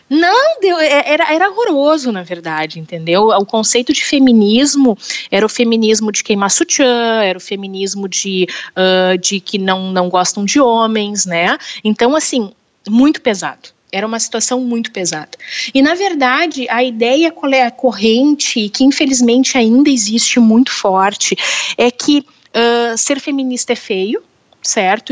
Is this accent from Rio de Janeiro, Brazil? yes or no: no; Porto Alegre, Rio Grande do Sul, Brazil; Eu sou de Porto Alegre, aqui do Rio Grande do Sul.